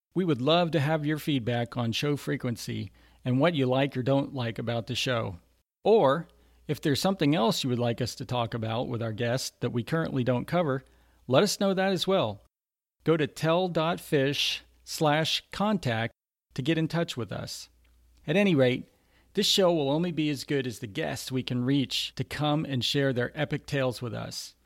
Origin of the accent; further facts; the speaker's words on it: Lake County, Florida, United States; also born or lived in Houston, Texas / Orlando, Florida; I grew up in Lake County, Florida, which is just about an hour north of Orlando.